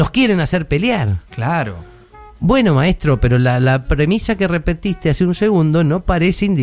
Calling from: Buenos Aires, Argentina; de Caballito.

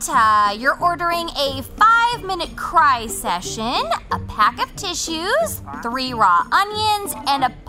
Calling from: Marietta, Georgia, United States; I live in Marietta, Georgia.

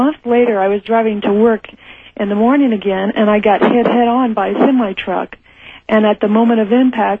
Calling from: Los Angeles, California, United States; I'm from Los Angeles.

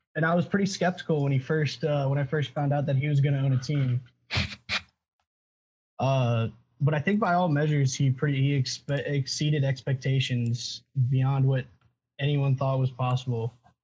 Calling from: Auburn, Alabama, United States; I'm calling from Auburn, Alabama.

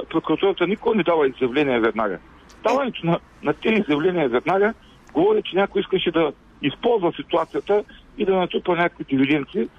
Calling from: Ruse, Ruse Province, Bulgaria; от Русе.

